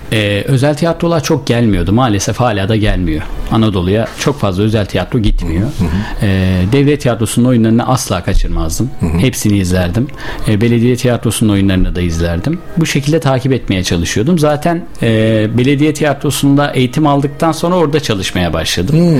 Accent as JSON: {"language": "Turkish", "region": "Sivas Province", "country": "Turkey", "tie": "born or raised there", "moved": "as an adult", "lives_now": "Bursa, Turkey", "said": "23 yıl Sivas'ta kaldım."}